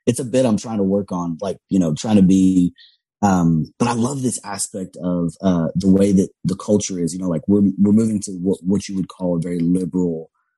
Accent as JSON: {"language": "English", "region": "Louisiana", "country": "United States", "accent": "Cajun", "said": "but I was around a lot of Cajun people. When I do, I start to pick up my Cajun accent again"}